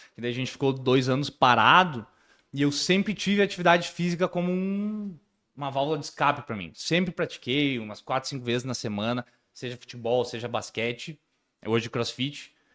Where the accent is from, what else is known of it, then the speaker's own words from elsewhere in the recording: Rio Grande do Sul, Brazil; sou do Rio Grande do Sul mesmo